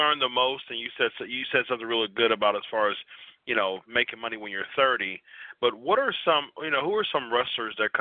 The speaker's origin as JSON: {"language": "English", "region": "Ohio", "country": "United States", "said": "I am an Ohioan"}